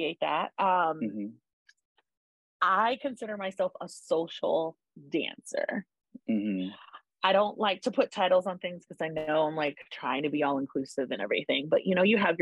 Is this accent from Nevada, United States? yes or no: yes; Henderson, Nevada, United States; moved away as an adult; also born or lived in Inglewood, California; now in Denver, United States; I grew up in Henderson, Nevada, which is a suburb of Las Vegas.